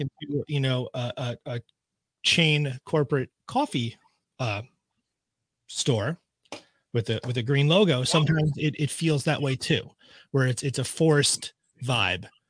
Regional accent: Suffern, New York, United States; I grew up in Suffern, so this is you know my town.

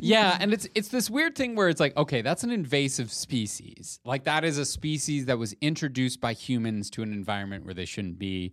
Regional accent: Canada

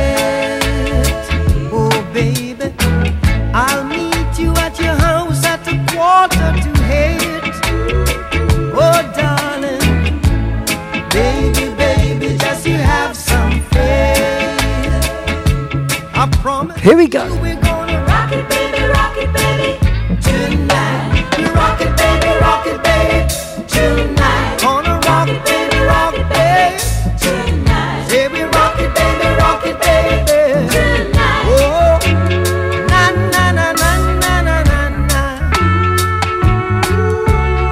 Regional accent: Leicester, East Midlands, United Kingdom; my hometown, just near to the High Cross in Leicester City Centre

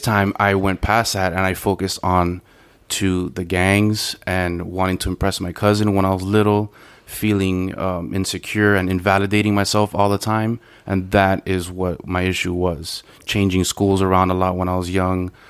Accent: Miami, Florida, United States; I'm from Miami, uh, from Little Havana, and um, not the best of neighborhoods.

